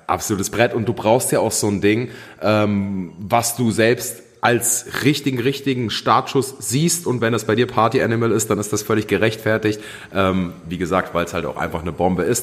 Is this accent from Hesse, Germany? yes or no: yes; near Wetzlar, Hesse, Germany; ich komme aus der Nähe von Wetzlar. Das wiederum ist in der Nähe von Gießen.